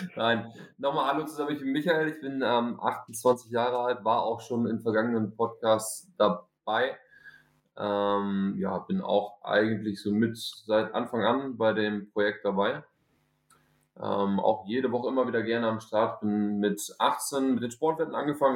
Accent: Northern Germany, Germany; wie man hört, komme ich nicht aus Süddeutschland, sondern komme eher auch Richtung Norden die Ecke

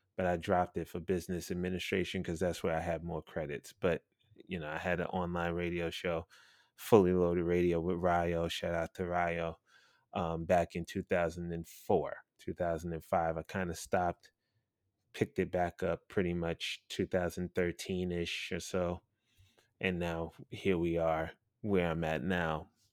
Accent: New York City, New York, United States; as a New Yorker, born and raised in Brooklyn, goddamn New York

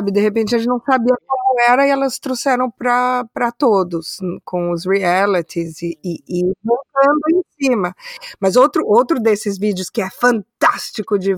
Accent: London, United Kingdom; eu sou de Londres.

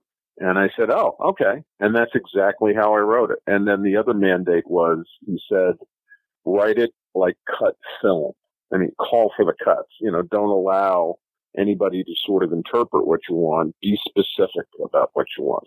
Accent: New York City, New York, United States; moved away as an adult; I grew up in New York City

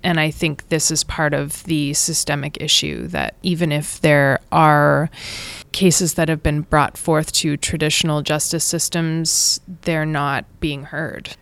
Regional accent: Saskatchewan, Canada; moved away as an adult; also born or lived in Brooklyn, New York; now in India; I was born and brought up in Saskatchewan, and I left when I was eighteen

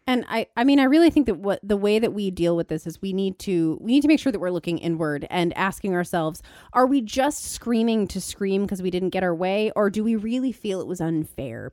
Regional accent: Thousand Oaks, California, United States; I'm from, um, Thousand Oaks

